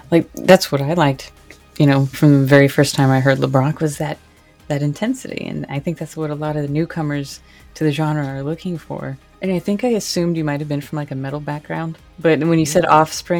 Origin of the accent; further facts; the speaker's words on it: United States; I'm American